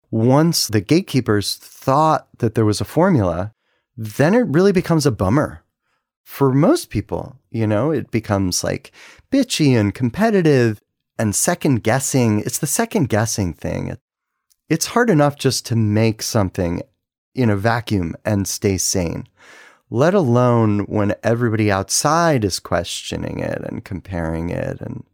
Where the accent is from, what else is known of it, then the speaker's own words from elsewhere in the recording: Washington, District of Columbia, United States; We're from the East Coast and from DC.